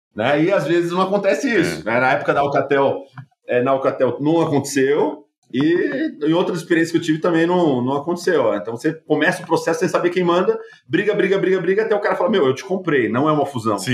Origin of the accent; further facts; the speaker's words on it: United States; moved away as an adult; now in Brazil; Eu cresci nos Estados Unidos